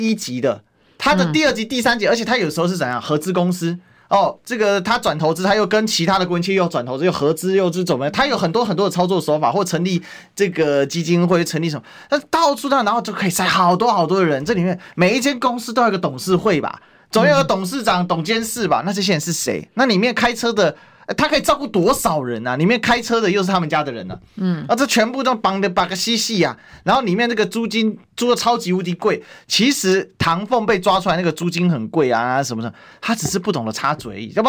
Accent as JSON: {"language": "Chinese", "region": "Kaohsiung", "country": "Taiwan", "said": "因为我们长期作为作为高雄人，我非常清楚他的方法。"}